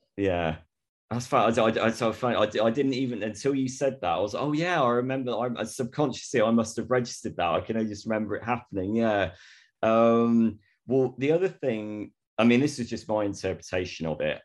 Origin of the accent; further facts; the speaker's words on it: Torquay, South West England, United Kingdom; moved away; also born or lived in Bristol; I'm a West Country boy, I'm from Devon originally